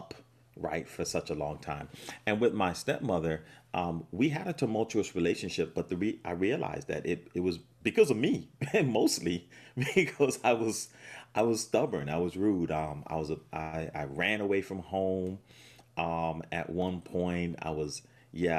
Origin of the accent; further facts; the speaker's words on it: United States; I grew up here in the States